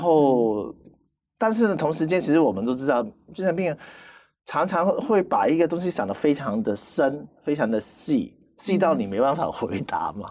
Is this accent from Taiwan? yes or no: no; Macau; 但是在澳门，因为我在那边土生土长嘛，其实嗯。只有几年时间不在